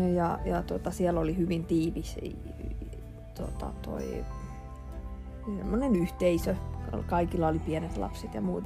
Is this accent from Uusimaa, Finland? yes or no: yes; Järvenpää, Uusimaa, Finland; Mä oon siis järvenpääläinen, alkuperäinen järvenpääläinen, samoin kuin mun äiti ja isäkin.